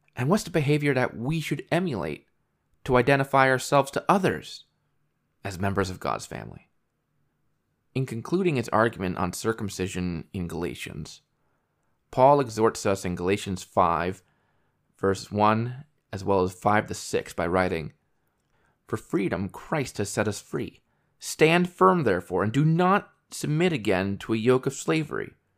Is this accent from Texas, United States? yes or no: no; New York, United States; moved away; I was born and raised in New York State